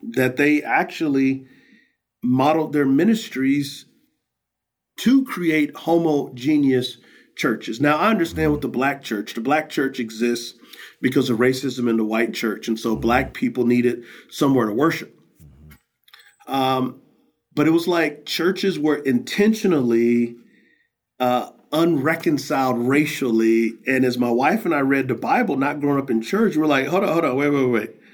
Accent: San Antonio, Texas, United States; I grew up in San Antonio, Texas, on the west side

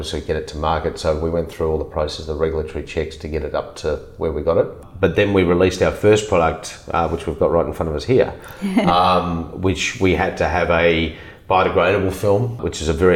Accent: Melbourne, Victoria, Australia; I grew up in Melbourne. I was born in Hawthorne in Melbourne.

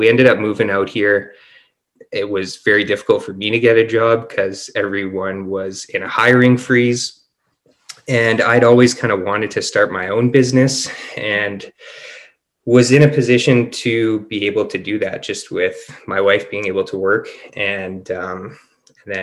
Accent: Winnipeg, Manitoba, Canada; moved away as an adult; now in Penticton, Canada; We're both born and raised in Winnipeg, and we moved to Penticton, British Columbia

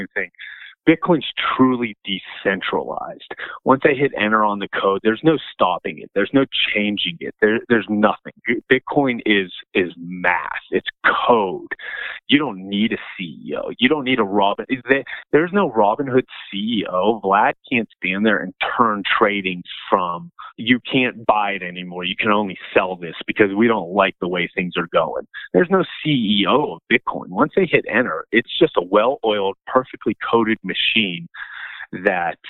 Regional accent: Pittsburgh, Pennsylvania, United States; I'm from the Pittsburgh area as well

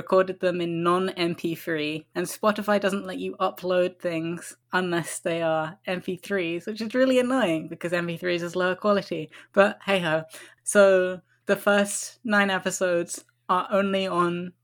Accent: Croydon, London, United Kingdom; now in London, United Kingdom; where I used to live when I was a child in Croydon

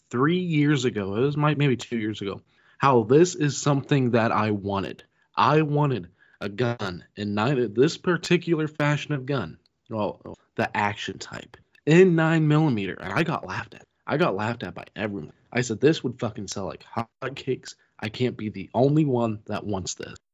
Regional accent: Pittsburgh, Pennsylvania, United States; Hey, I'm from Pittsburgh.

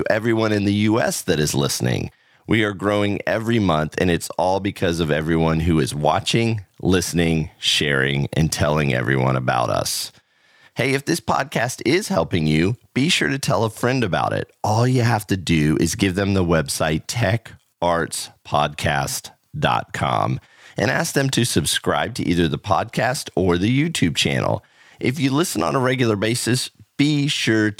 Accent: Central Florida, United States; I grew up in the Central Florida area.

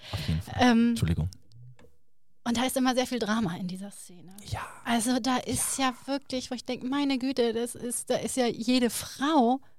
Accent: Turkey; Ja, ja, ich bin Türke.

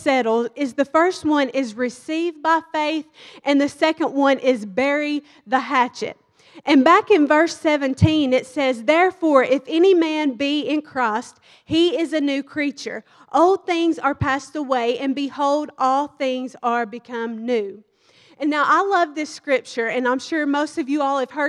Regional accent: Kentucky, United States; moved away as an adult; now in Dallas, United States; I'm from Kentucky

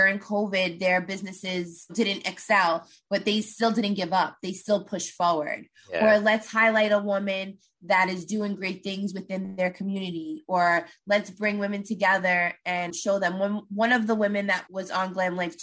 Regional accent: New York City, New York, United States; moved away as an adult; now in New Jersey, United States; I'm from Brooklyn

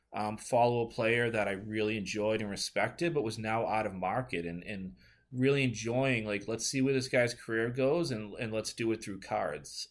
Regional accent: Northeast, United States; growing up in the Northeast

